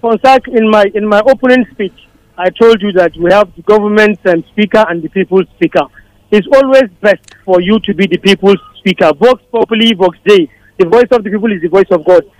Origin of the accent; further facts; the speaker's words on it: Kaduna, Kaduna State, Nigeria; moved away; also born or lived in Plateau State; I, I grew up in Kaduna to a large extent